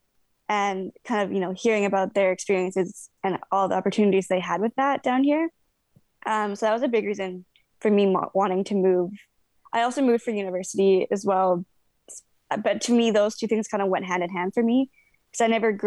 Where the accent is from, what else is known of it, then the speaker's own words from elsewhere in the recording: Dawson Creek, British Columbia, Canada; moved away as an adult; now in Lower Mainland, Canada; I grew up in Dawson Creek